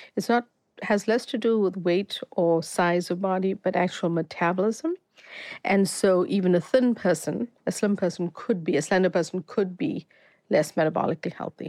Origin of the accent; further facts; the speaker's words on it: South Africa; moved away as an adult; also born or lived in Boston; I grew up, before I moved to study in Boston, I grew up in South Africa, um, Indian family